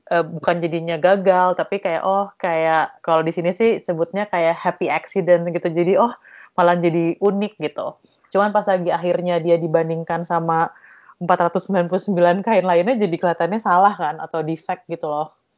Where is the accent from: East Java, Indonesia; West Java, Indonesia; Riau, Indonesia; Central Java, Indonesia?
East Java, Indonesia; saya dari Jawa Timur